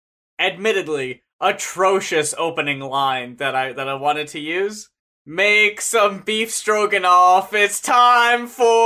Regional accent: Bayonne, New Jersey, United States; I grew up in Bayonne, New Jersey

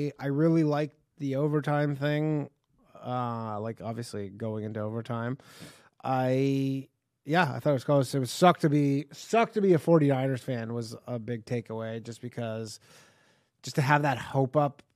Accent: Burlington, Ontario, Canada; moved away as an adult; now in New York, United States; From Burlington

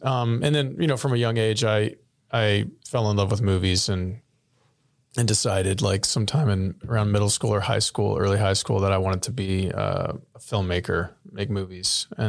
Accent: Rio Grande Valley, Texas, United States; moved away as an adult; now in Austin, United States; I'm from the Rio Grande Valley, which is a big part of my identity.

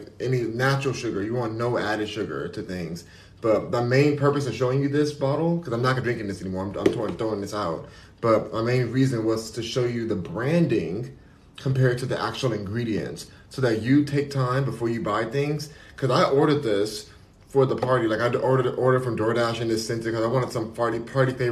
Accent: Los Angeles, California, United States; I'm born and raised in California, in LA. I'm born and raised in LA, so I'm gonna always love it

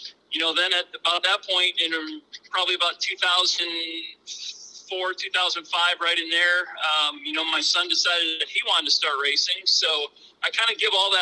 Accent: Jackson, Minnesota, United States; moved away as an adult; also born or lived in Marshall, Minnesota; now in Sioux Falls, United States; I grew up in Jackson, Minnesota, so I kind of grew up at the racetrack

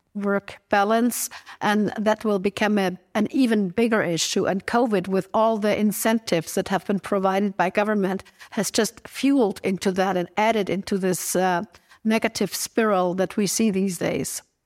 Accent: Innsbruck, Tyrol, Austria; my hometown, Innsbruck

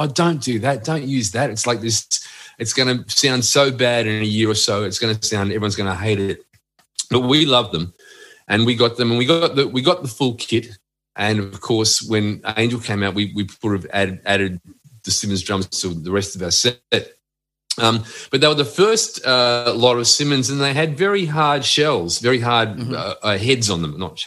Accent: Australia

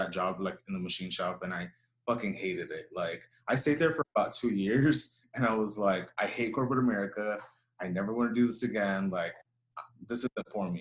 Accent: Houston, Texas, United States; I grew up here in Houston. I was born here, raised here

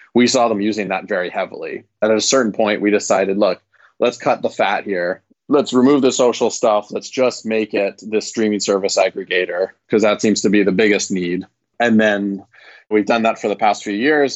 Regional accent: Vancouver, British Columbia, Canada; moved away as an adult; now in California, United States; I'm originally from Vancouver, Canada

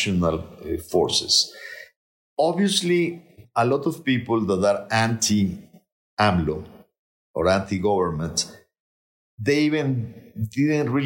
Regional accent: Nuevo León, Mexico; I'm from Nuevo León.

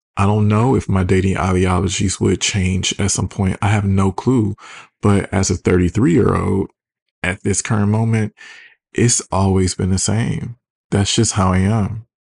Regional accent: Detroit, Michigan, United States; I'm from Detroit

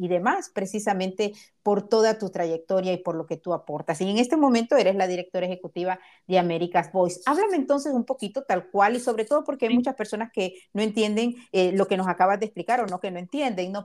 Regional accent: Honduras; now in United States; soy hondureña

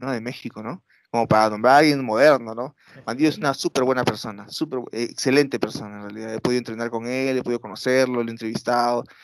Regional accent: Peru; obviamente soy un peruano que no sabe nada de nada, nunca he estado en Japón

